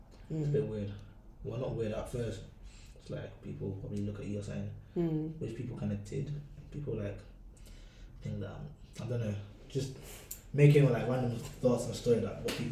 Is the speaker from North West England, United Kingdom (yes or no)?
yes; Manchester, North West England, United Kingdom; I'm from Manchester, the UK